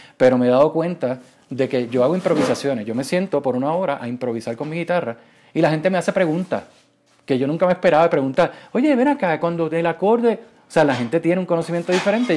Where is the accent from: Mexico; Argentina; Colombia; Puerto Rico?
Puerto Rico; moved away as an adult; also born or lived in Silicon Valley; Yo me fui de Puerto Rico en el 2012, eh, me fui para Silicon Valley